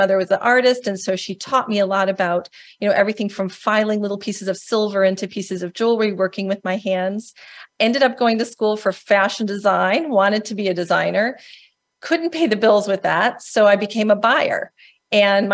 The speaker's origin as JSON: {"language": "English", "region": "Indiana", "country": "United States", "tie": "born or raised there", "said": "I actually am also a Midwesterner. I grew up in Indiana"}